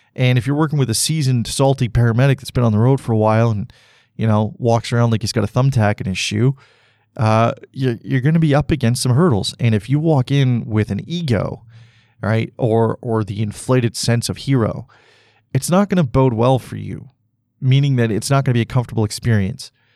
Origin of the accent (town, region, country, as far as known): Canada